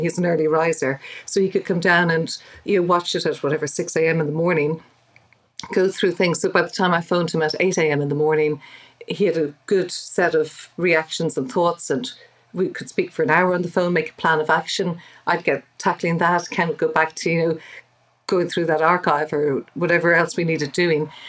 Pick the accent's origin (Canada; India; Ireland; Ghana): Ireland; Dublin, Leinster; I'm from Dublin, but my dad is from Northern Ireland.